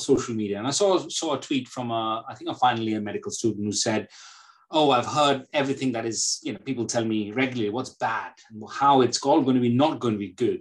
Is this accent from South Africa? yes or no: no; India; moved away as an adult; now in United Kingdom; I come from India. So it was a very, very typical sort of Asian background at that point of time